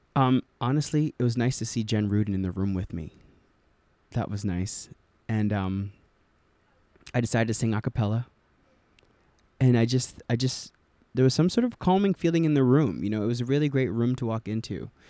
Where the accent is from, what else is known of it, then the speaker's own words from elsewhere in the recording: New Jersey, United States; I'm from New Jersey